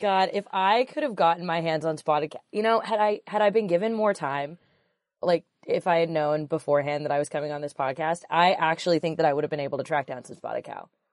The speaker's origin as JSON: {"language": "English", "region": "Pacific Northwest", "country": "United States", "said": "We're all from the Pacific Northwest."}